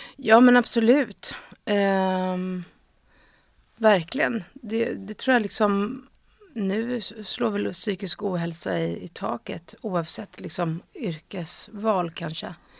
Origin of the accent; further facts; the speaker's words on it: Stockholm, Stockholm County, Sweden; jag är uppvuxen på Östermalm och i Gamla stan. Um, och min pappa bodde på Söder. Så jag liksom eh, innerstadstjej